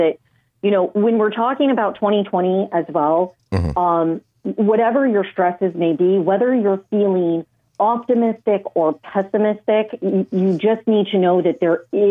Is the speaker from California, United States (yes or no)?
yes; Southern California, United States; I'm from Southern California.